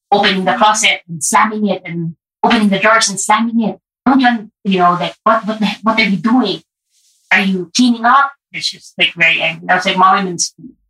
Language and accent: English; Baguio, Cordillera Administrative Region, Philippines; also born or lived in Parañaque; now in Manila, Philippines; I grew up in Baguio, but I live in Manila with my partner, and we have a place in Paranaque.